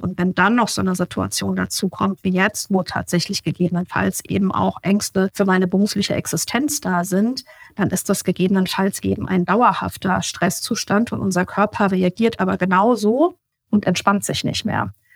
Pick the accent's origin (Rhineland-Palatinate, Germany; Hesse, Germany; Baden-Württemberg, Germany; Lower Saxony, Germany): Hesse, Germany; Obertshausen; Ich lebe in der Nähe von Frankfurt, so 20 Kilometer südlich, schon fast an der bayerischen Grenze. Oberzhausen heißt der Ort.